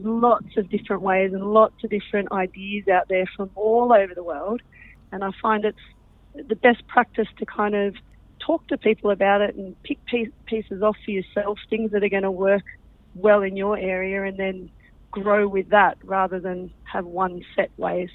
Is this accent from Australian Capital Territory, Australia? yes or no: yes; Canberra, Australian Capital Territory, Australia; I'm from Canberra, grown up in uh, and uh, in Canberra my whole life, actually.